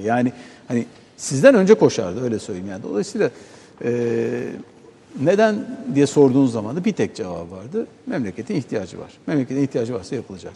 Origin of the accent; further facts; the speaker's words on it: Çanakkale, Turkey; biz Çanakkale'liyiz.